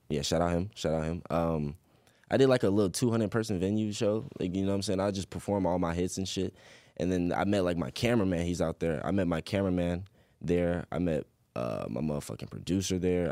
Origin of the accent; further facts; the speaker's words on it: Chesapeake, Virginia, United States; also born or lived in Portsmouth, Virginia; I was born in Portsmouth, but I was raised, raised in Chesapeake